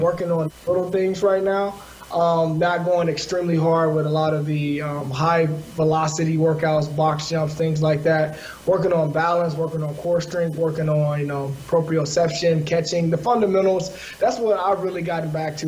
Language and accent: English; the South, United States; also born or lived in Los Angeles; being African American from the South